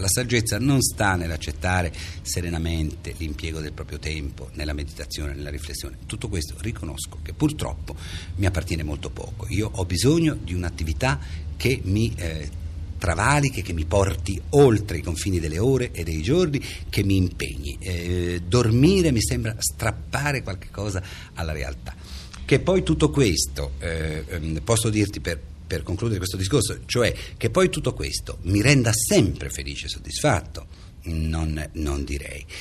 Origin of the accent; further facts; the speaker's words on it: Reggio Emilia, Emilia-Romagna, Italy; moved away; also born or lived in Parma; io sono nato e sono cresciuto a Reggio Emilia